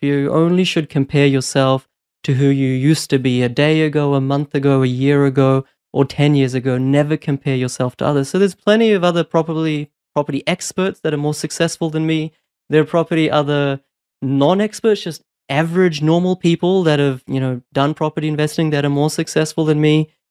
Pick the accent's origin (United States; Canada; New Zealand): New Zealand; also born or lived in India / Brisbane, Australia; now in Australia; although I was born in India, I actually moved to New Zealand when I was four and then moved to Brisbane in two thousand six.